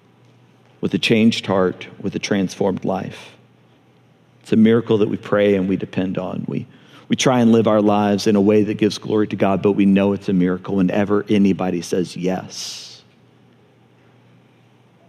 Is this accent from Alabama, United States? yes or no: yes; Montgomery, Alabama, United States; moved away; I grew up in Montgomery